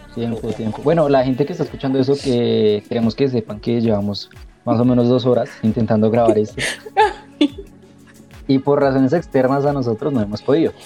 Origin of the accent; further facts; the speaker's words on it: Colombia; como colombianos y como jóvenes